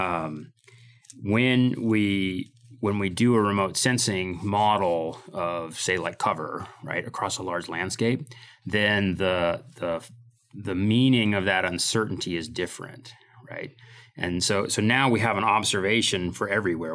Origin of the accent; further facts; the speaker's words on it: Midwest, United States; moved away as an adult; also born or lived in Idaho; now in Moscow, Idaho, United States; I came to Idaho in, uh, in nineteen ninety-two from, uh, from growing up in the Midwest